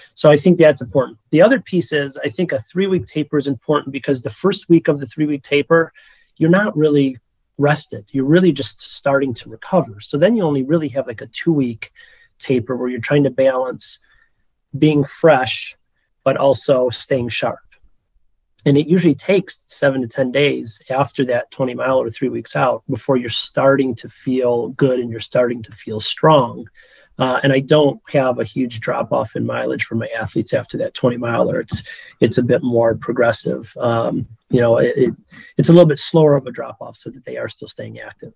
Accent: Michigan, United States; now in Chicago, United States; I'm originally from Michigan, as is my wife

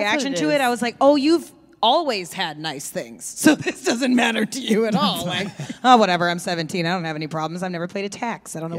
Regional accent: Vermont, United States; also born or lived in Maine; growing up in Vermont

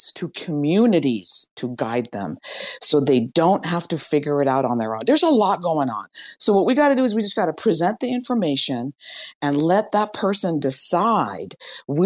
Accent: Iran; I'm from Iran

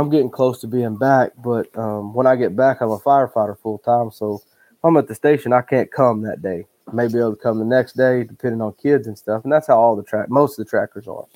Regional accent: Hollis, Oklahoma, United States; I grew up in Hollis, Oklahoma, which is right next to Texas.

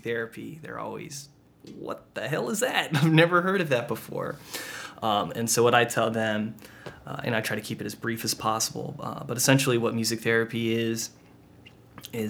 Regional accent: Sunnyvale, California, United States; I grew up in Northern California near San Jose in a small town called Sunnyvale, California

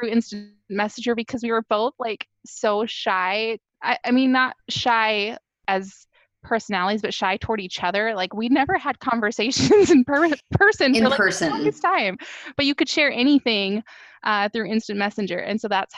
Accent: Worthing, South Dakota, United States; moved away as an adult; now in Iowa, United States; I grew up in South Dakota in a little town called Worthing.

